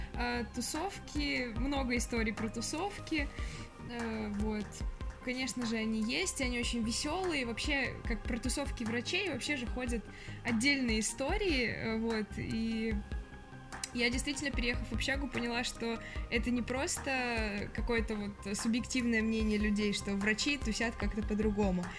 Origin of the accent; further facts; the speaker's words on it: Minsk, Belarus; moved away as an adult; now in Moscow, Russia; я приехала из столицы в столицу, так сказать, из Минска э, в Москву